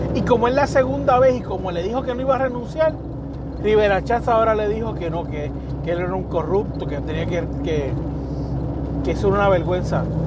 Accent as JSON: {"language": "Spanish", "country": "Puerto Rico", "said": "donde quiera que me pare, puedo decir que soy puertorriqueño."}